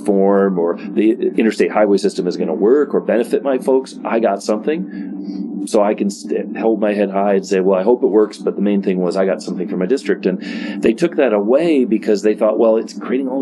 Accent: Detroit, Michigan, United States; now in Washington, United States; I'm from Detroit and I live in Washington now

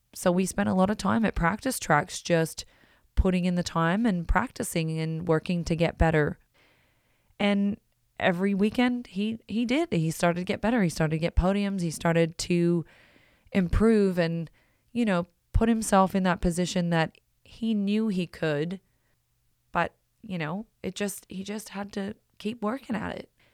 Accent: Australia; moved away as an adult; also born or lived in Belgium; growing up in Australia

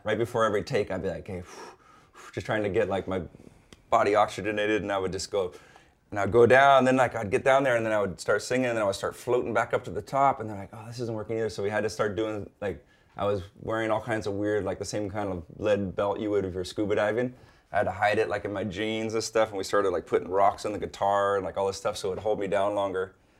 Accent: North Shore, Oahu, Hawaii, United States; born and raised, it was an amazing place to be

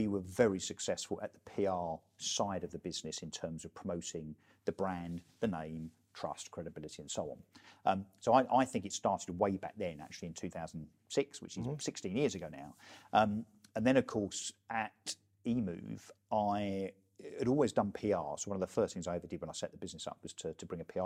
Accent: Brentwood, East of England, United Kingdom; I was an elected councillor in my hometown of Brentwood

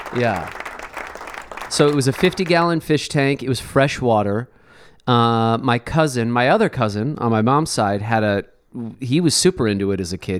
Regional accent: Chicago, Illinois, United States; now in Los Angeles, United States; growing up in Chicago

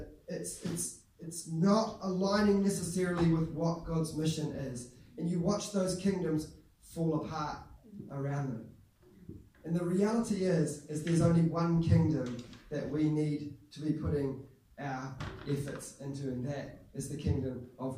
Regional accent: Whanganui, Manawatū-Whanganui, New Zealand; I became a Christian when I was my last year of intermediate, and in Whanganui, Christchurch Whanganui

